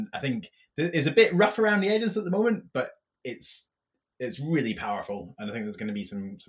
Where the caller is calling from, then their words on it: Dublin, Leinster, Ireland; I'm actually calling from Dublin